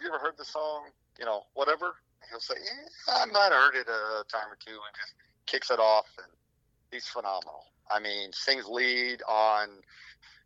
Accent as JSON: {"language": "English", "town": "Rolla", "region": "Missouri", "country": "United States", "said": "We're from down in Rolla"}